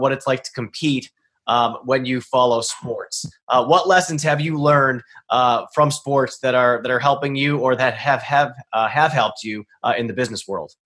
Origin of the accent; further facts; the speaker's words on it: Boston, Massachusetts, United States; I'm from Boston